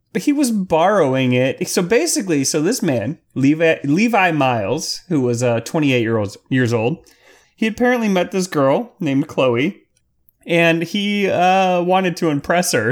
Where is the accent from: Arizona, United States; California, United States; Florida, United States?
Florida, United States; Clearwater; near my hometown of Clearwater, Florida.